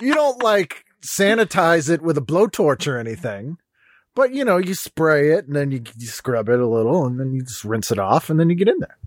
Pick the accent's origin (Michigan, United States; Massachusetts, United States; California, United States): Massachusetts, United States; Boston; I'm from Boston